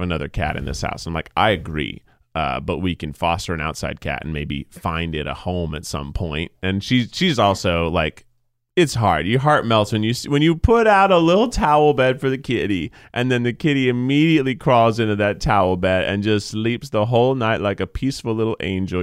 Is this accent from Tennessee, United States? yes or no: yes; Tennessee, United States; moved away; I grew up in Tennessee